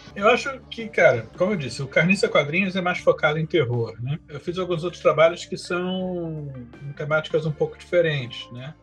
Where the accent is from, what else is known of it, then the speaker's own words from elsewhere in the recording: Rio de Janeiro, Brazil; now in São Paulo, Brazil; Sou um carioca, já moro em São Paulo há um tempão.